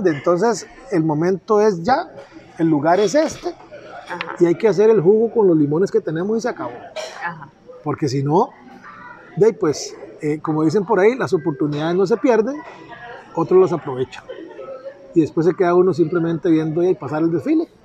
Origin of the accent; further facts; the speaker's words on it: Puerto Jiménez, Puntarenas, Costa Rica; also born or lived in Pérez Zeledón; Yo eh, nací aquí en Pérez Celedón, nos fuimos para Puerto Jiménez. Y me gradué a mucha honra de la Escuela Saturnino Cedeño